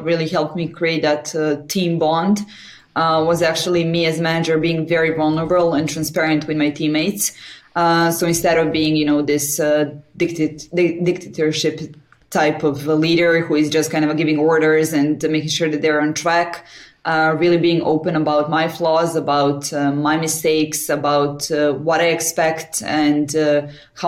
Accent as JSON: {"language": "English", "town": "Belgrade", "country": "Serbia", "tie": "born or raised there", "also_born_or_lived": "Paris", "said": "right now I'm in Belgrade, Serbia, in my hometown."}